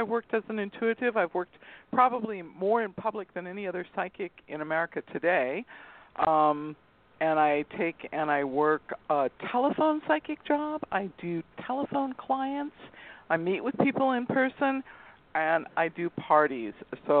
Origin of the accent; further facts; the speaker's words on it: Torrance, California, United States; also born or lived in Europe; I was raised in Torrance, California. I was raised in a psychic family. I live in Dana Point, California, and I have lived in Europe, and I have lived in California, and I have worked in Northern California